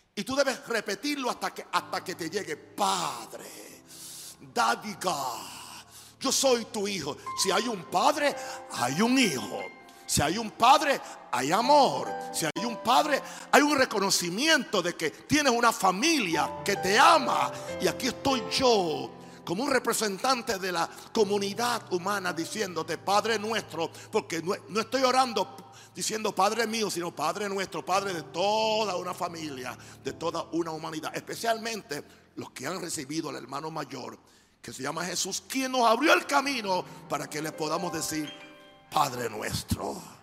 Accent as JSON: {"language": "Spanish", "country": "United States", "moved": "yes", "said": "Yo soy gringo"}